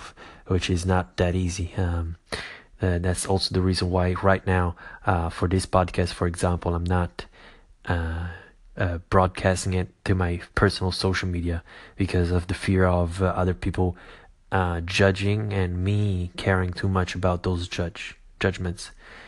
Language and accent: English; Caserta, Campania, Italy; moved away; also born or lived in United States; I came back from America to my home country and hometown in Italy, mainly Caserta